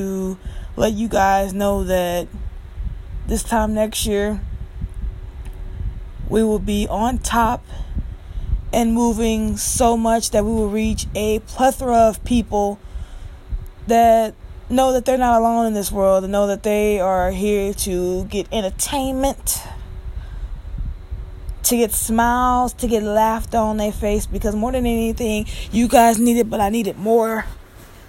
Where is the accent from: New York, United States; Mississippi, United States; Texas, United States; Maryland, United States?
Mississippi, United States; Bucks; now in California, United States; my hometown of Bucks, Mississippi